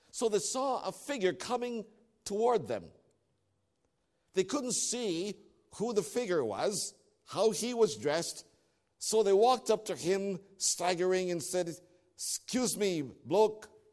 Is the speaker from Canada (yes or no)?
yes; Toronto, Ontario, Canada; moved away; I'm from Toronto